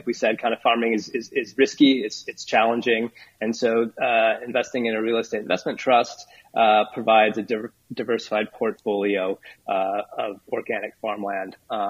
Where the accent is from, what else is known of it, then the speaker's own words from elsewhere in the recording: Fergus Falls, Minnesota, United States; moved away as an adult; also born or lived in Northfield, Minnesota / East Coast; So, I'm from Minnesota originally. I grew up on a small family dairy farm in Fergus Falls, Minnesota.